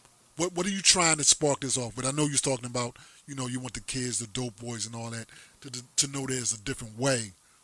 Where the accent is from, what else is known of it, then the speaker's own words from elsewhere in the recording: New Jersey, United States; I'm East Coast heavy. I was born up in New Jersey